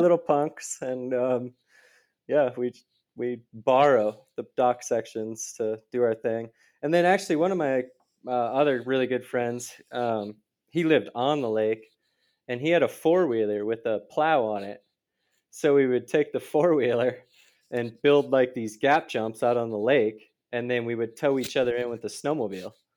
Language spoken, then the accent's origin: English; just outside of Minneapolis, Minnesota, United States; moved away; I grew up in Minis-, Minnesota, just outside of Minneapolis.